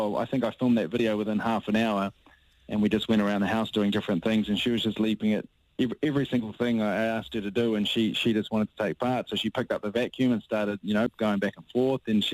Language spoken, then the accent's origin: English; New Zealand; as a Kiwi